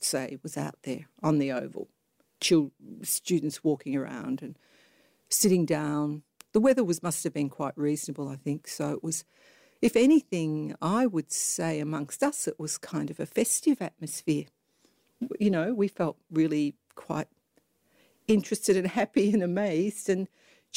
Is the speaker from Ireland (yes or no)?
no; Melbourne, Victoria, Australia; I grew up in Melbourne.